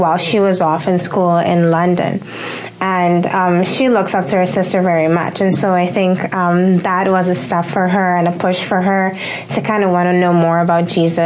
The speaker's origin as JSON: {"language": "English", "country": "Curaçao", "moved": "yes", "lives_now": "Bahamas", "said": "I'm not originally from the Bahamas. I'm originally from Curacao"}